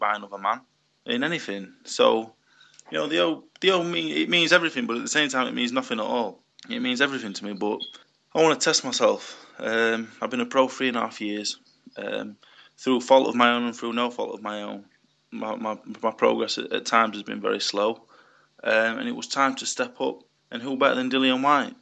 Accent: United Kingdom; As a British heavyweight

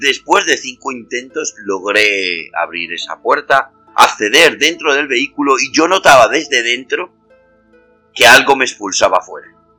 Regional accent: Madrid, Community of Madrid, Spain; yo soy de Madrid

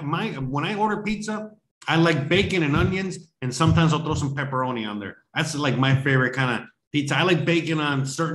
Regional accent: United States; why is the US of A, my home country

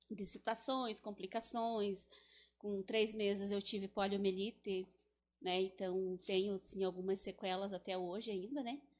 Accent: Teixeira, Paraíba, Brazil; sou natural daqui mesmo de Teixeira, né? Mas nasci na, na época era o parto era, na, era com a parteira, né?

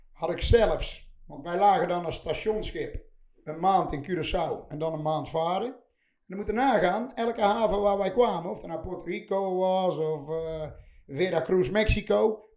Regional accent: 's-Hertogenbosch, North Brabant, Netherlands; bij ons in de Karrenstraat, waar ik later mijn eerste shop heb gehuurd

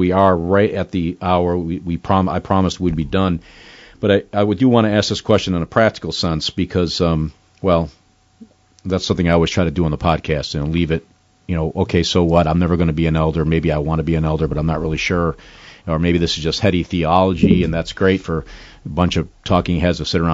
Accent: New York, United States; a fellow New Yorker

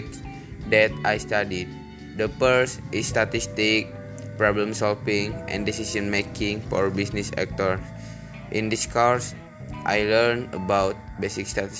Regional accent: Garut, West Java, Indonesia; I was born in Garut, West Java on March 28, 2002, and now I'm 18 years old.

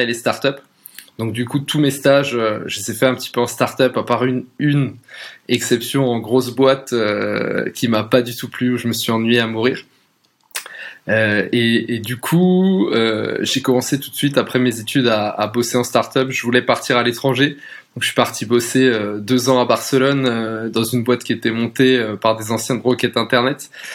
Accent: Alsace, Grand Est, France; moved away as an adult; also born or lived in Paris; à la base je viens d'Alsace, entre une petite ville, presque un village entre Colmar et Mulhouse

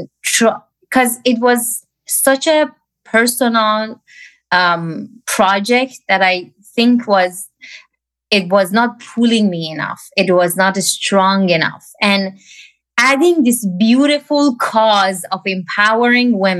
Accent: Iran; moved away; I grew up in Iran.

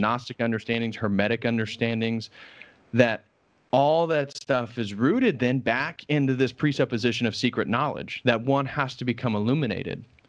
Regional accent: Indiana, United States; moved away; also born or lived in Illinois; I grew up in Indiana, which is a fairly conservative state in the United States.

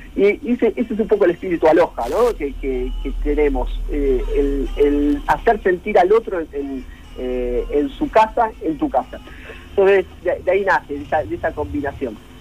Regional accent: Mar del Plata, Buenos Aires Province, Argentina; somos todos de Mar del Plata

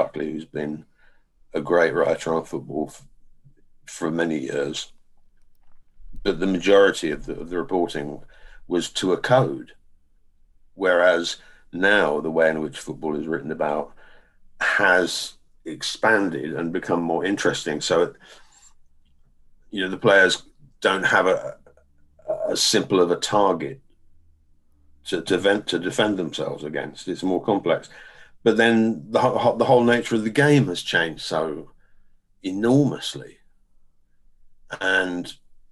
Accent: England, United Kingdom; we're English

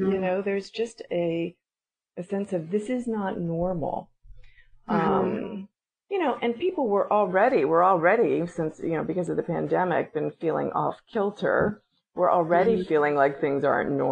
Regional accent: Bay Area, California, United States; moved away as an adult; also born or lived in Los Angeles; now in Seattle, United States; I grew up in the Bay Area and I did my graduate work in Los Angeles

